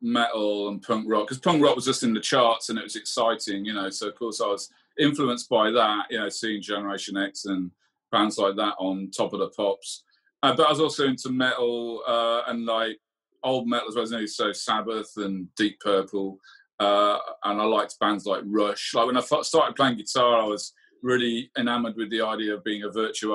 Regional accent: Lichfield, West Midlands, United Kingdom; also born or lived in Birmingham; Lichfield, the town I grew up and went to school

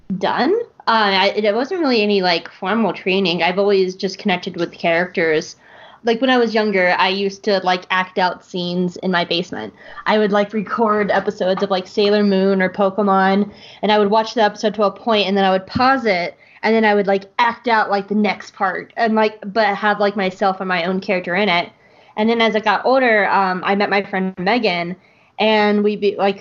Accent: Atlanta, Georgia, United States; I'm from Atlanta

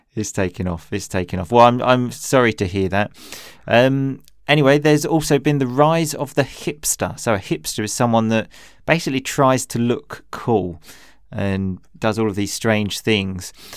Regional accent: Chelmsford, East of England, United Kingdom; I just love my hometown

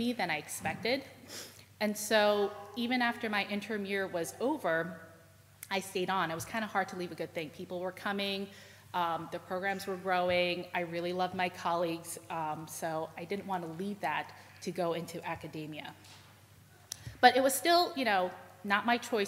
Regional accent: New York City, New York, United States; I was from New York City

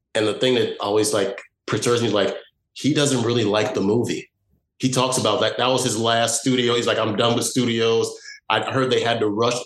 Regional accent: Chicago, Illinois, United States; also born or lived in Evanston, Illinois; I moved from Chicago to Evanston, which is the first suburb north.

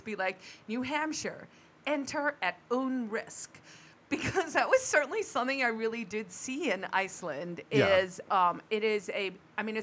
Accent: South Africa; moved away; born and raised in Africa

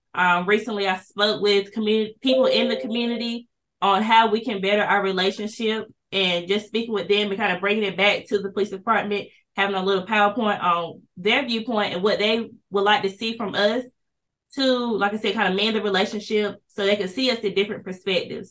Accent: Kinston, North Carolina, United States; I'm also from Kinston, North Carolina, born and raised here

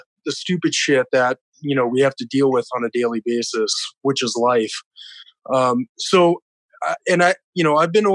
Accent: South Dakota, United States; born and raised in South Dakota

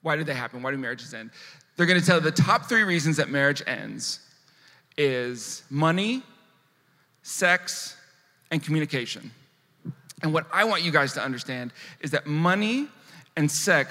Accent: San Diego, California, United States; I grew up about 10 miles from here in South Park.

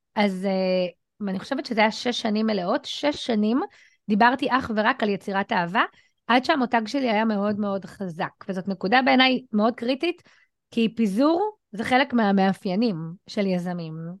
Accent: Ramla, Central District, Israel; ואני גדלתי ברמלה, דירת 70 מטר, שלושה חדרים, בדיוק על הכניסה של כפר ג'ואריש

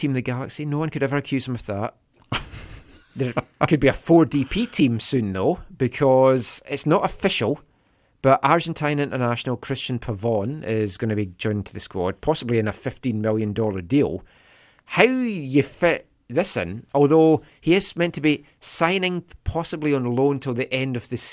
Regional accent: Scotland, United Kingdom; I'm Scottish.

